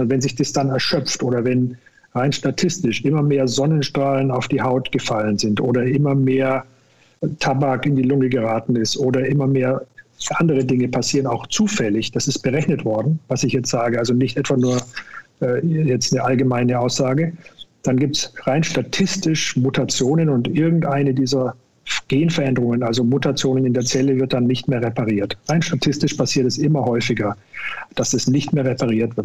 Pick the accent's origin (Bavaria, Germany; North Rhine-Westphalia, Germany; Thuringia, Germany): Bavaria, Germany; Upper Franconia; now in Cologne, Germany; Hausarzt werden in Oberfranken, wo ich herkomme